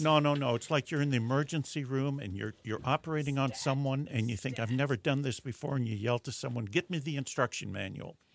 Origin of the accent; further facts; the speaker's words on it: Netherlands; moved away; I was born in Holland and still have yeah. cousins there, and so I go back occasionally